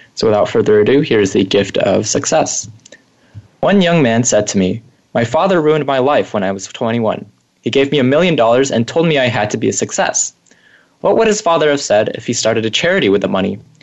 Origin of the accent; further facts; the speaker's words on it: Bay Area, California, United States; growing up in the Bay Area